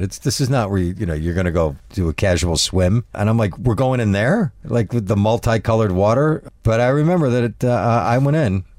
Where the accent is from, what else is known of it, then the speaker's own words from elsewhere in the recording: upstate New York, United States; moved away as an adult; now in Prague, Czech Republic; I took him back to my hometown